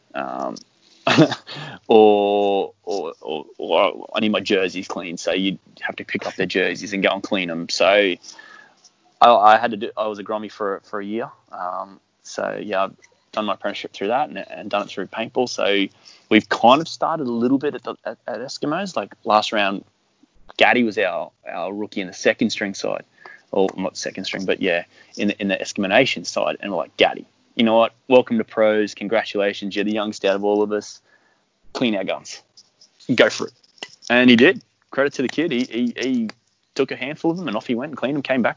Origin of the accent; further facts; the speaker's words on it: Brisbane, Queensland, Australia; I'm from Brizzy, so yeah, we were all from Brizzy